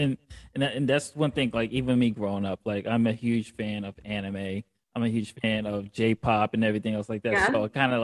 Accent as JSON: {"language": "English", "town": "New York City", "region": "New York", "country": "United States", "tie": "born or raised there", "said": "Queens. Grew up in Queens"}